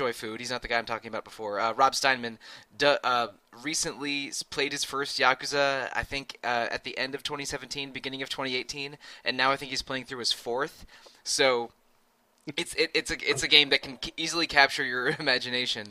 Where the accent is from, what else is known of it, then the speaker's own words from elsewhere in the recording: United States; I grew up in the Washington, D.C., Maryland, Virginia area